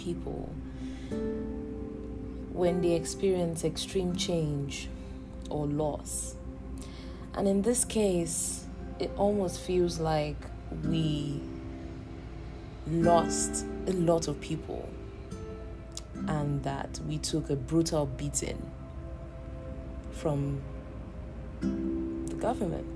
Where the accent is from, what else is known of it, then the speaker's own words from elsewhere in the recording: Nigeria; moved away; I am in the diaspora and I am a Nigerian